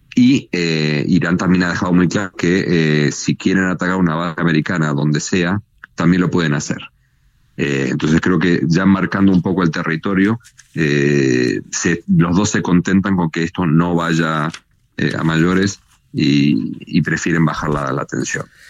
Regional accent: Mexico

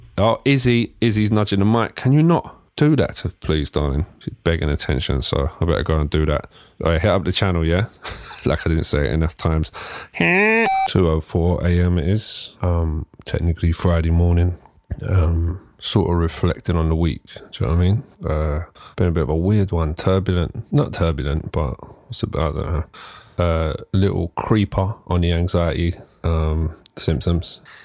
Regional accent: Ilford, London, United Kingdom; growing up in Ilford, which is sort of a 98% Asian area.

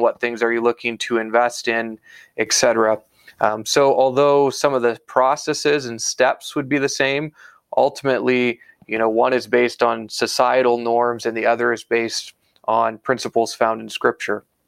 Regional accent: Iowa, United States; moved away as an adult; now in Canada; I was actually born and raised in Iowa in the U.S. Uh, moved to Canada in 2014

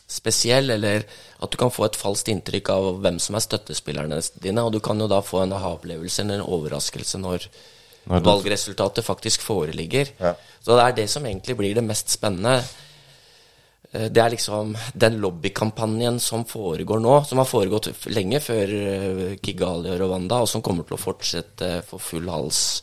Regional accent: Langhus, Akershus, Norway; also born or lived in Bøler, Oslo; now in Oslo, Norway; jeg bor på Bøler og er fra Langhus.

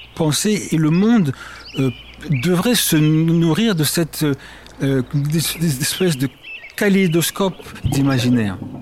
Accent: Paris suburbs, Île-de-France, France; also born or lived in Congo / Berlin; Je suis né au Congo que j'ai quitté à l'âge de 4 ans. Je me suis installé, enfin ma famille c'est installé euh, dans ce qu'on appelle la banlieue parisienne. J'ai grandi, j'ai fait mes études à Paris

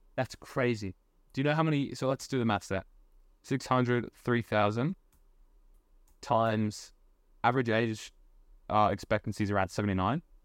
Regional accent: Australia; I'm Australian

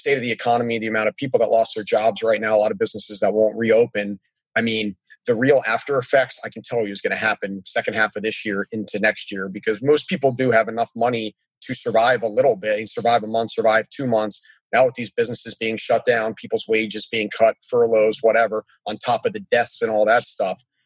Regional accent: Annapolis, Maryland, United States; I grew up in Annapolis, Maryland, next to the Naval Academy.

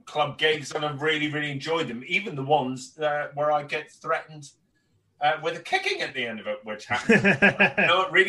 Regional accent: Northern Ireland, United Kingdom; I'm born and raised in Northern Ireland and my accent has changed over the years

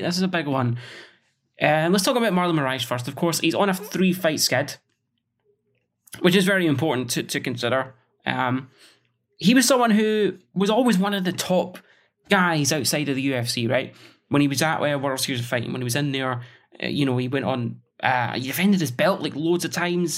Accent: Scotland, United Kingdom; as a Scotsman

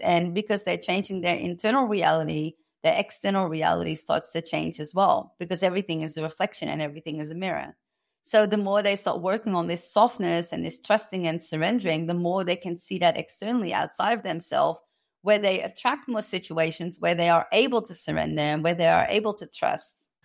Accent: Amsterdam, North Holland, Netherlands; moved away as an adult; now in Australia; I was born and raised in Amsterdam

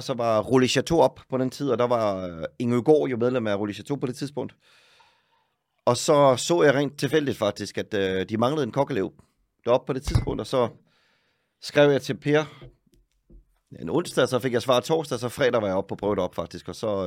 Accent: Søllested, Zealand, Denmark; moved away as an adult; now in Oslo, Norway; Jeg er fra Søllested

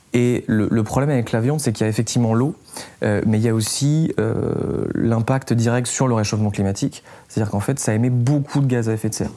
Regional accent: south-east France, France; je viens du sud-est de la France

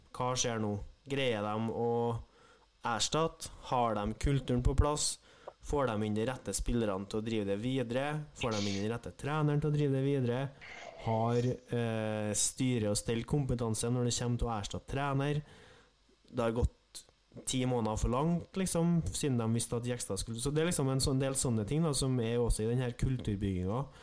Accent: Trøndelag, Norway; som trønder er jeg jo

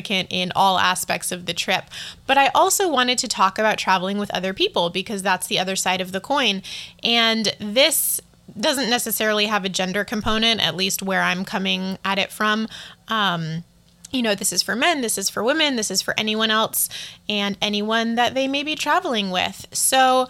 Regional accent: East Coast of the US, United States; moved away as an adult; also born or lived in Colorado, United States; now in Taipei, Taiwan; what I grew up with on the East Coast of the US and then in Colorado

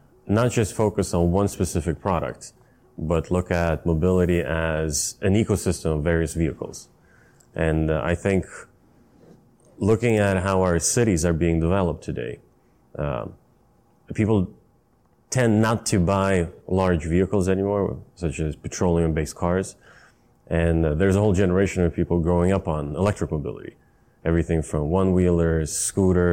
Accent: Stockholm, Stockholm County, Sweden; also born or lived in Vallentuna; I grew up in Sweden, in Stockholm

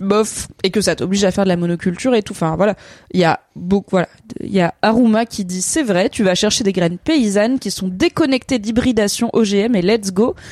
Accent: Ardèche, Auvergne-Rhône-Alpes, France; moved away; de là où j'ai grandi

